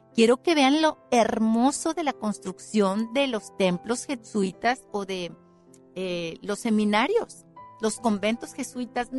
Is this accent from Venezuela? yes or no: no; Mexico; Y yo soy mexicana y soy mestiza